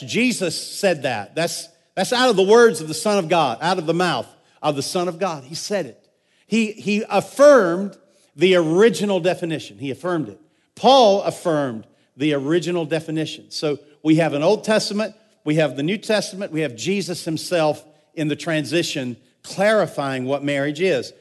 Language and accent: English; United States; I'm an American.